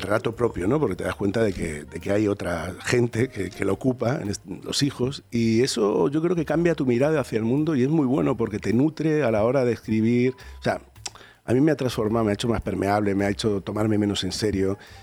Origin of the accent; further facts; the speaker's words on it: Madrid, Community of Madrid, Spain; Yo soy de Vallecas, yo soy del Rayo Vallecano